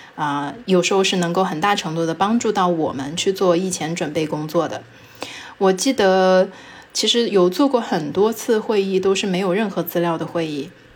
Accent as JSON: {"language": "Chinese", "country": "China", "first_language": "Chinese", "said": "作为中国人的话，我们的母语就是中文嘛"}